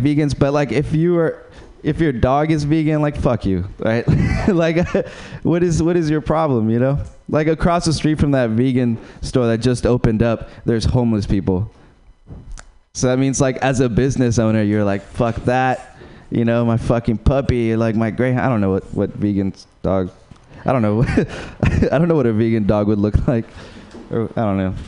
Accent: Uruguay; English is a second language; moved away; I'm from Uruguay

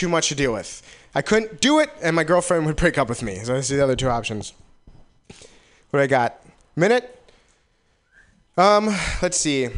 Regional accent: Wisconsin, United States; now in San Francisco, United States; I came from Wisconsin, and the one thing I noticed, well, one of the first things I noticed was I really love this area. I love San Francisco.

